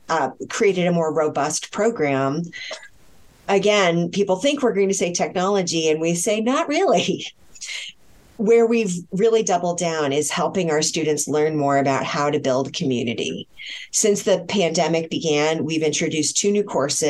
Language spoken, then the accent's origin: English; Connecticut, United States; I'm from Connecticut